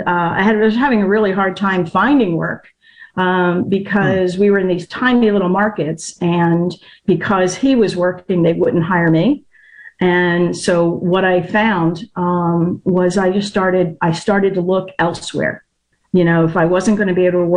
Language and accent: English; northern Delaware, United States; moved away as an adult; I grew up in Delaware, like northern Delaware, about 20 minutes south of Philly. And I'm back in Delaware now